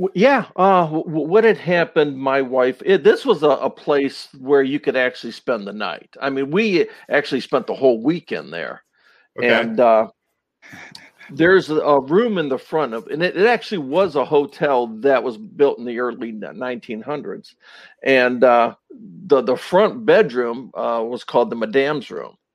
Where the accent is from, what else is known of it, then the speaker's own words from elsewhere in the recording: Twinsburg, Ohio, United States; I'm originally from Northeast Ohio. Um, okay. Um, I uh, grew up in Twinsburg, Ohio